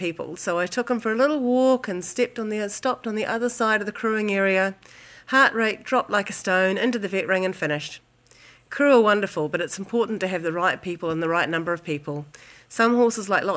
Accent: New Zealand; from New Zealand

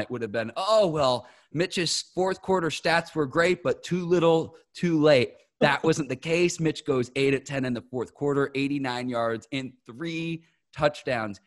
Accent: Chicago, Illinois, United States; my hometown Bears

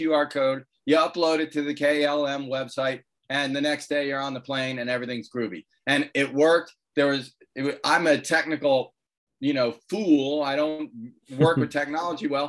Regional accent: United States; I'm an American

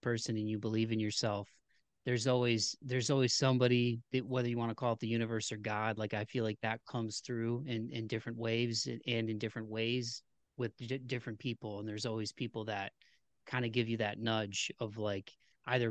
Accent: Ohio, United States; now in Tennessee, United States; where I'm from in Ohio anyway, not to knock my hometown

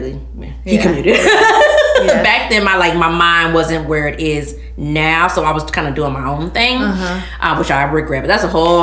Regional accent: Maywood, Illinois, United States; So, I grew up in Maywood. I lived in Maywood all my life. So, that's near, like, Bellwood, Hillside, Merrill's Park area.

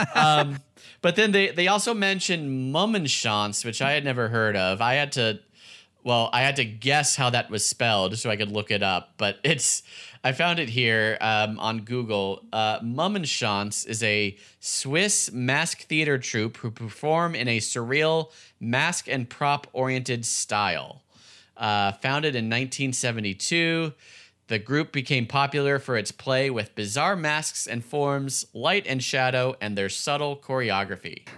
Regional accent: San Fernando Valley, California, United States; I was born and grew up in the uh, San Fernando Valley

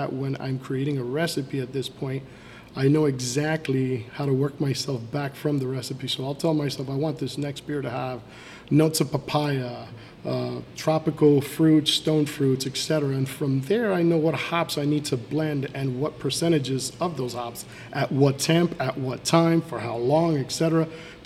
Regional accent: Miami, Florida, United States; moved away as an adult; also born or lived in Nicaragua / England / Peoria, Illinois; now in Fort Myers, United States; We moved down and settled into Miami. I grew up my entire life there.

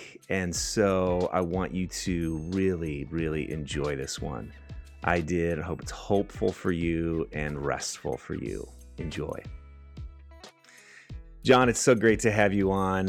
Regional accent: California, United States; now in Minnesota, United States; I grew up in California

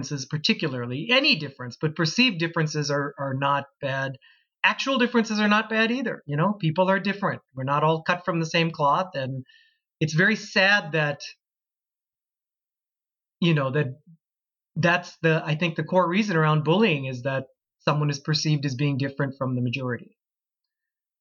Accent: Plymouth, Minnesota, United States; also born or lived in Calgary, Canada / Florida; I grew up in did all my schooling in the town of Plymouth since I was five

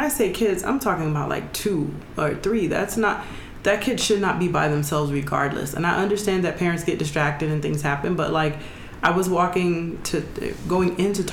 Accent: Jamaica; I'm not from America anyway, so it's not like it's a normal it's not a normal holiday for us in Jamaica.

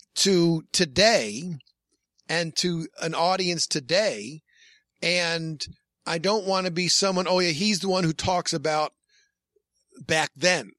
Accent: Hornell, New York, United States; my hometown's Hornell, New York, a small town

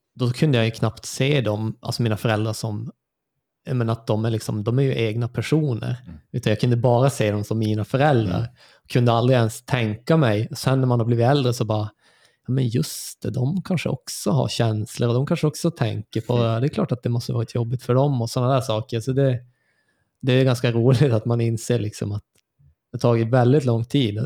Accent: Luleå, Norrbotten County, Sweden; also born or lived in Lund, Sweden; Flyttade upp här när jag var fem. Så det var väl då vad blir det då. 88, född 83. Och sen bodde vi här eh, kring på Mjölkudden

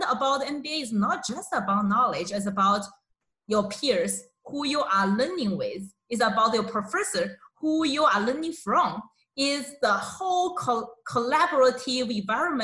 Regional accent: China; moved away as an adult; also born or lived in Guangzhou, China; now in Arizona, United States; I am from China. So I was born and raised in a very distant small town in China

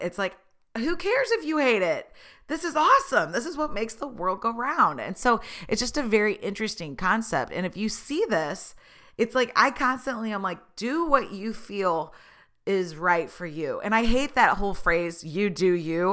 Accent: Tulsa, Oklahoma, United States; I was born in Tulsa. I went to school in Oklahoma

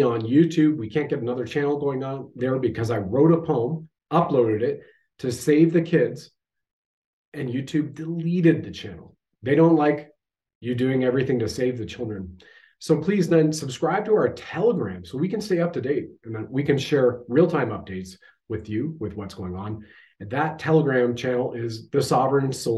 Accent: Canada

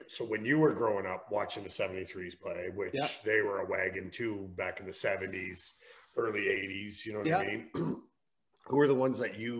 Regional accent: Essex, Ontario, Canada; growing up in Essex in the 80s

